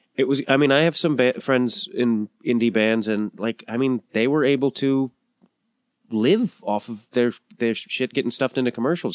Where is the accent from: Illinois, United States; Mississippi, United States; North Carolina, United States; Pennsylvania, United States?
Illinois, United States; Chicago; I'm also growing up in Chicago